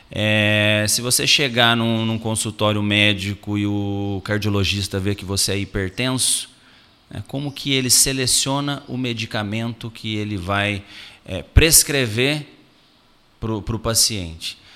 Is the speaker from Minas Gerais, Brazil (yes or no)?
yes; Itajubá, Minas Gerais, Brazil; accent: mineiro; eu ainda digo assim, eu venho de uma cidadezinha desse tamaninho lá no interior de, interior de Minas Gerais, ainda brinco, né?